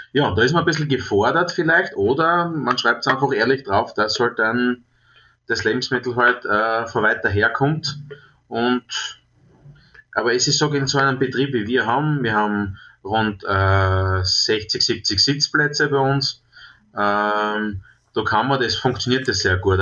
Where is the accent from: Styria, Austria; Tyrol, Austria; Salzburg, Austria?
Styria, Austria; Trautmannsdorf; born or raised there